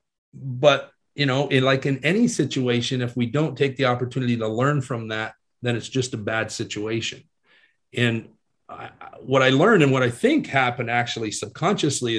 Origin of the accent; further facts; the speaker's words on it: Canada; being a Canadian boy, and I was playing AAA hockey at the time